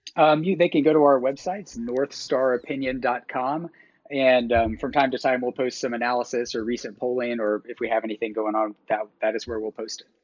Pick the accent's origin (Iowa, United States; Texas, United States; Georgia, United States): Georgia, United States; moved away; I'm from Georgia. My parents still live there.